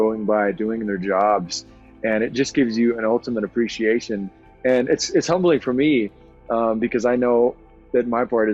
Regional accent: Southwest, United States; my background, kind of growing up in the Southwest

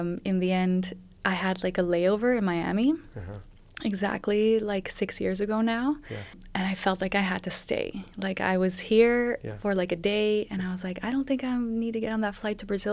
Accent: Madrid, Community of Madrid, Spain; moved away as an adult; also born or lived in London, United Kingdom; so I grew up mostly in Spain. In Madrid, I went to an international school

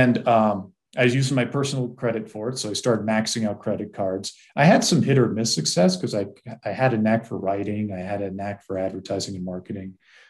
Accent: East Coast, United States; And I grew up on the East Coast, grew up in a family that was pretty devoid of love and really with parents that were not equipped to raise a child.

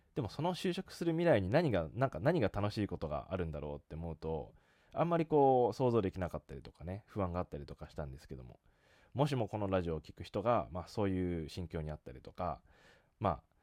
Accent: Japan; moved away as an adult; also born or lived in Australia; 遠くにある自分の出身の国の日本

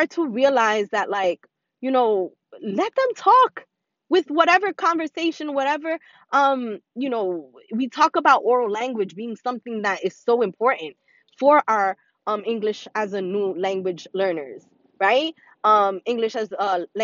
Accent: New York City, New York, United States; born and raised in the Bronx

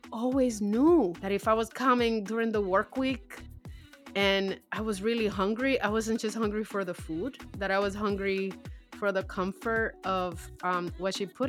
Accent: Dominican Republic; And it is a dish that I grew up eating in the Dominican Republic.

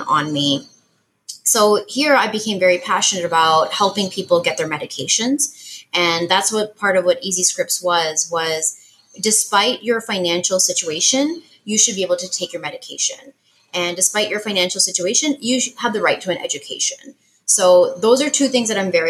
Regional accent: Canada; I'm Canadian

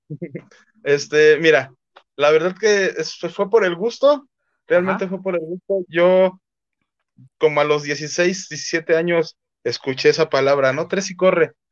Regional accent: Mexico; pues si soy mexicano, ¿por qué en inglés, no?

